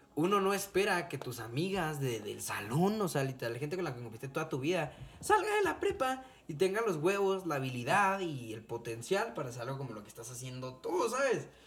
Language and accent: Spanish; Cuauhtémoc, Chihuahua, Mexico; somos de, de Cuauhtémoc